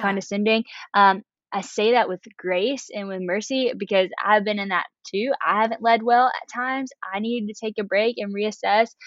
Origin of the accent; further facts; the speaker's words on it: West Monroe, Louisiana, United States; I am from Louisiana, this small town called West Monroe